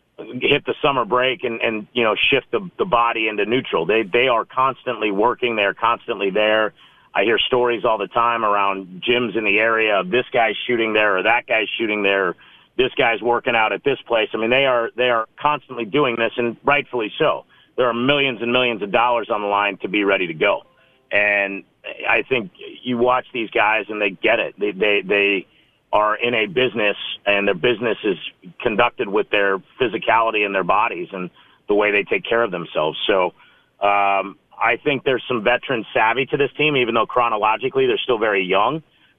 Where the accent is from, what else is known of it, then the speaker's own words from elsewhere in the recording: Las Vegas, Nevada, United States; the football team I grew up watching in Vegas, but I no longer root for them, so.